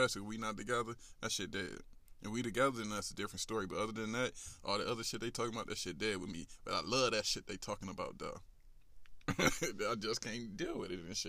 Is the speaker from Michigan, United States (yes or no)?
yes; Detroit, Michigan, United States; moved away; I'm from the West Side